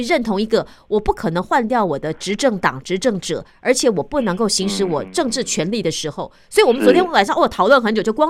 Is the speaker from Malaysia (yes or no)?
no; Taiwan; 我觉得我是台湾人。